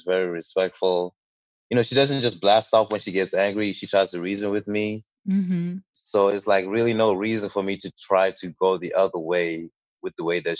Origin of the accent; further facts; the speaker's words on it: Botswana; also born or lived in Ghana; now in United States; Well, I'm from Ghana. I was originally born in Ghana and my family migrated over to Botswana where I grew up for about 10 years before going back to Ghana again for a couple of years and then finally moving over to the United States.